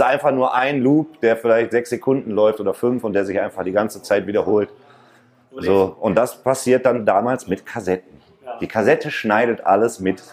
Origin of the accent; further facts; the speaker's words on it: Mülheim an der Ruhr, North Rhine-Westphalia, Germany; weil ich halt zurückgezogen bin nach Stierum und war halt wieder da, wo ich groß geworden bin